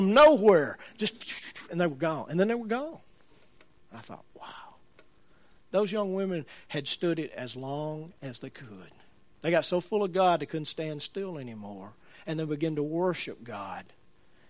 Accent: Birmingham, Alabama, United States; I'm from Birmingham.

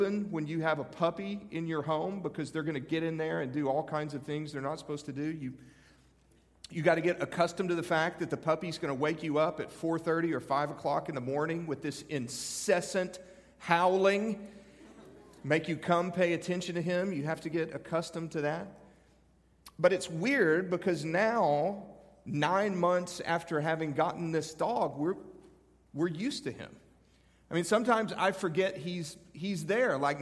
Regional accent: Canyon, Texas, United States; now in Nashville, United States; I was born in Texas. Not terribly far from here.

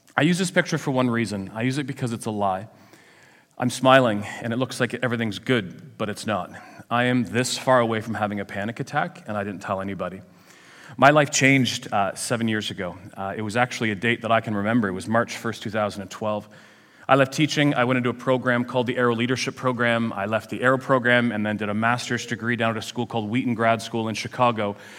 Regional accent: Ajax, Ontario, Canada; I come from Ajax

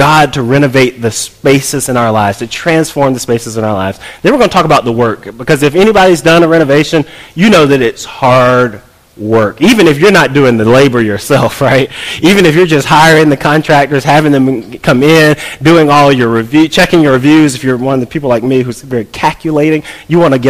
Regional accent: College Park, United States; moved away as an adult; also born or lived in New Jersey; I grew up here in College Park. We moved back from New Jersey

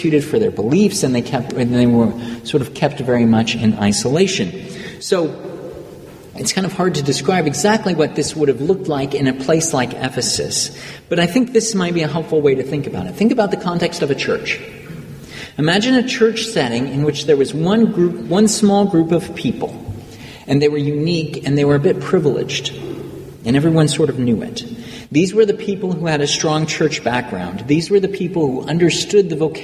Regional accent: United States; myself as an American

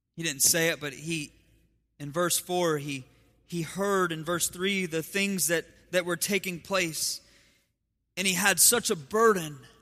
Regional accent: Ohio, United States; moved away; I have my, my grandparents and we grew up in Ohio, so I have family back in Ohio

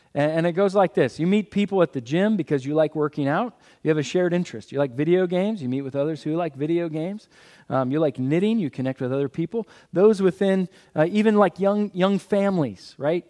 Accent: Philadelphia, Pennsylvania, United States; I'm from Philadelphia.

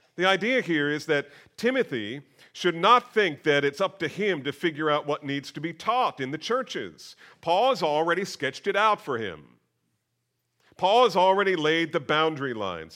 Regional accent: near Princeton, New Jersey, United States; I grew up near Princeton

